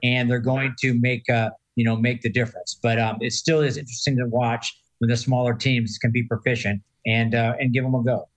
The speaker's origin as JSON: {"language": "English", "town": "San Diego", "region": "California", "country": "United States", "moved": "yes", "said": "I'm from San Diego, not far from there and originally"}